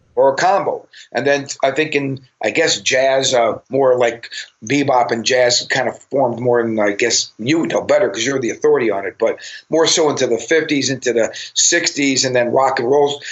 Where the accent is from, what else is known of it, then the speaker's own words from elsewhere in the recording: Cleveland, Ohio, United States; moved away; also born or lived in Los Angeles; when I grew up in Cleveland